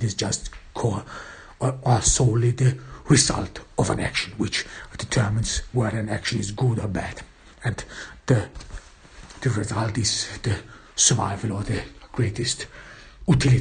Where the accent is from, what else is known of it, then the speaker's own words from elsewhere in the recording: Vienna, Austria; in Austria, in my home town, or in Vienna